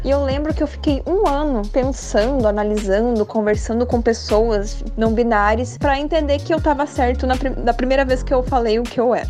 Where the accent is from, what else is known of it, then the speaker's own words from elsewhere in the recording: Rio Grande do Sul, Brazil; moved away as an adult; also born or lived in São Paulo; Eu nasci no Rio Grande do Sul, eu tenho 28 anos, e em 2017 eu tive a oportunidade de morar em São Paulo. Morei lá dois anos.